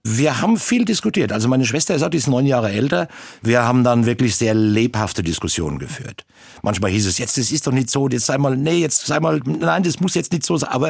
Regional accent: Bavaria, Germany; was ist das jetzt genau für ein Dialekt und wo kommst du eigentlich her? Und ich sagte ihm, ja, ich bin ein waschechter Bayer

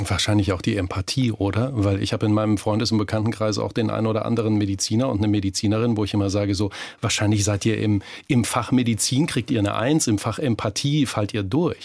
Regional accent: Germany; bei uns in Deutschland

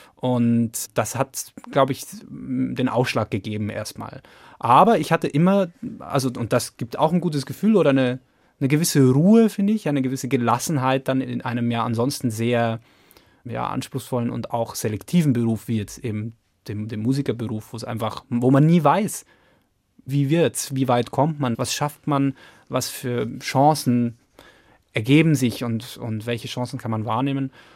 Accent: Lower Bavaria, Germany; now in Frankfurt, Germany; ich bin ja in, in Niederbayern aufgewachsen

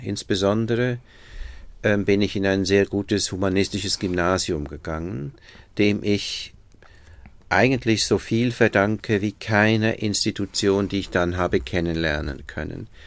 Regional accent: Bern, Switzerland; moved away as an adult; now in Berlin, Germany; ich bin in einem Vorort von Bern groß geworden

